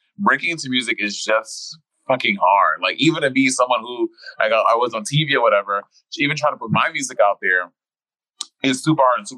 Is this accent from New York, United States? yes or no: yes; New York, United States; born and raised in New York